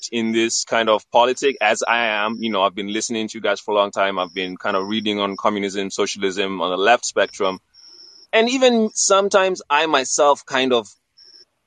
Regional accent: Kenya; now in United States; I am an immigrant to the United States of America. I'm Kenyan

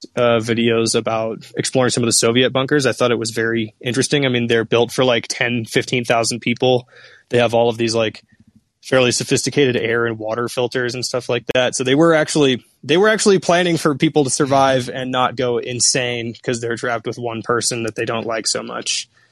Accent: Seattle, Washington, United States; I'm from Seattle

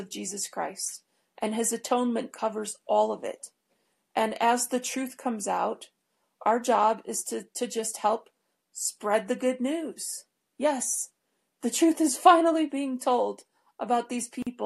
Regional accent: Detroit, Michigan, United States; the network that I grew up in Detroit

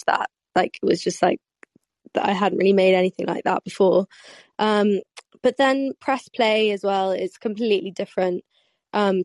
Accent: London, United Kingdom; I'm from London

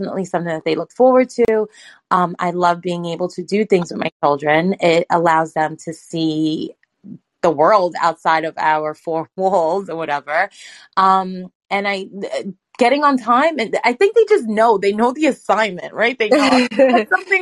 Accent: New York City, New York, United States; I am a New Yorker, like a native New Yorker, I was born in Brooklyn

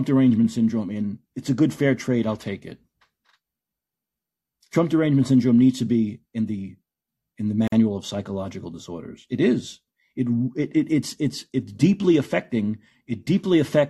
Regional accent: New York, United States; I'm from New York

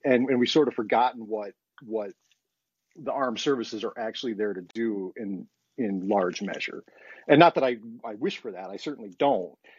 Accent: United States; being an American

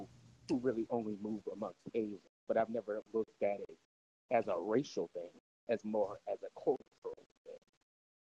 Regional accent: Seattle, Washington, United States; I'm from Seattle

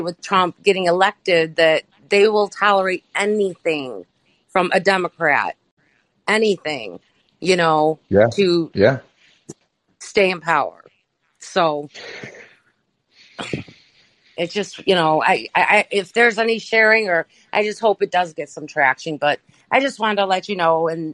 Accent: Detroit, Michigan, United States; I'm from the Detroit area

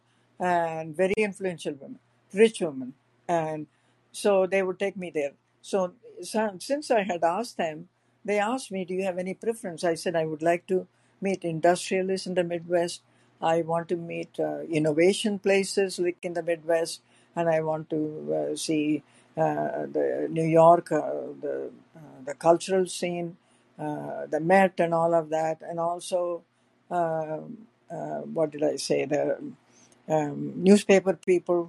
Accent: South India, India; moved away as an adult; also born or lived in San Francisco; now in United States; I was from South India. I was a Brahmin

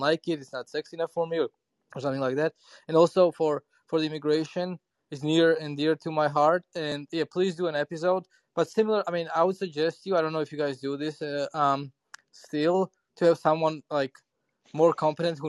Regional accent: Ethiopia; moved away; I'm originally from Ethiopia

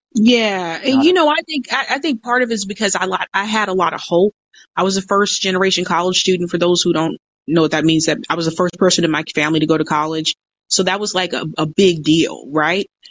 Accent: United States; I was born in America

